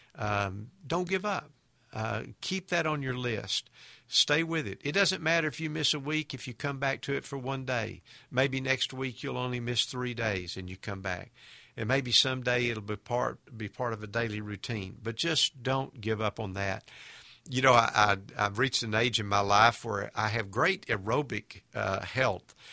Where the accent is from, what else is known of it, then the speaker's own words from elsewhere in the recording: United States; We as American Christians